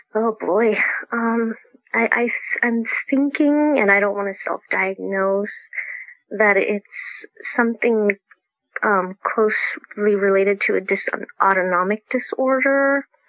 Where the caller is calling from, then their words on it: Folsom, California, United States; I'm calling in from Folsom, California